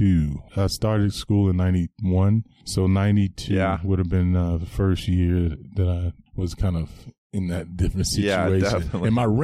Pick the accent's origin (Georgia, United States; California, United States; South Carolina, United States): South Carolina, United States; Anderson; moved away as an adult; also born or lived in Denver, Colorado; now in Bozeman, United States; I am from Anderson, South Carolina, born and raised.